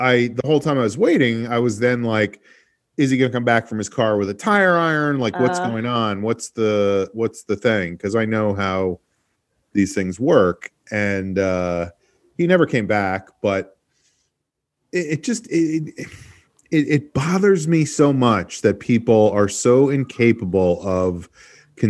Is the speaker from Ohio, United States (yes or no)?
no; New York, United States; moved away; I am from New York